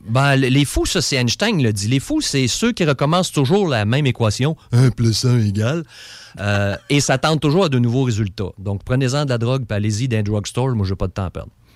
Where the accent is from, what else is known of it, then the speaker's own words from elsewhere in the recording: Beauce, Quebec, Canada; je suis un Beauceron